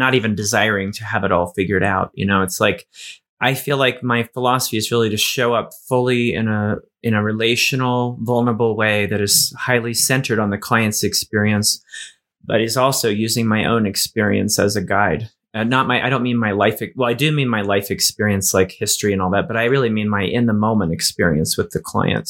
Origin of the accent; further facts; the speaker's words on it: Appalachia, United States; I grew up in Appalachia